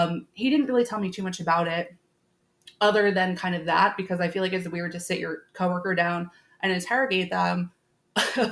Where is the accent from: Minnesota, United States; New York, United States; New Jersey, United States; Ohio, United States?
New York, United States; Long Island; growing up on Long Island